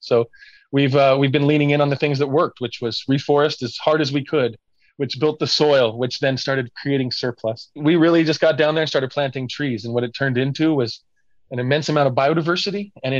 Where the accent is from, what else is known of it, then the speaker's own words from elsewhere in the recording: Medford, Oregon, United States; now in Eugene, United States; Well, I grew up in Southern Oregon, a little town called Medford. Back in the 70s, wasn't a super progressive town. It was kind of a logging and fishing area, and my family comes from Southern California, and they moved up there in the early 70s